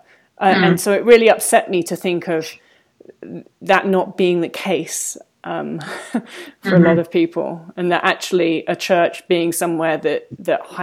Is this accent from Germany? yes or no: no; England, United Kingdom; now in United States; the sort of church that I grew up around in England